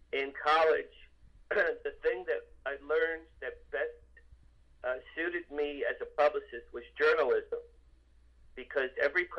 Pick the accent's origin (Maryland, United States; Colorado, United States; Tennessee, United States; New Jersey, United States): New Jersey, United States; Asbury Park; moved away as an adult; also born or lived in Boston / Los Angeles; I grew up in Asbury Park, New Jersey, the Jersey Shore.